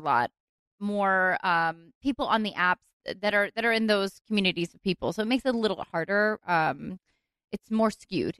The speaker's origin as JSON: {"language": "English", "town": "Philadelphia", "region": "Pennsylvania", "country": "United States", "tie": "born or raised there", "moved": "as an adult", "lives_now": "Los Angeles, United States", "said": "I moved to LA when I was 19, so most of my growing up was mm. on the East Coast"}